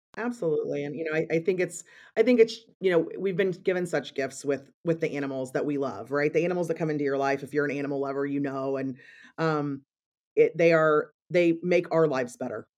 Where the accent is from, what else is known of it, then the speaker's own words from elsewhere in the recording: Missouri, United States; moved away as an adult; now in Chicago, United States; I grew up in Missouri and came to Chicago when I, um, decided to study at Northwestern University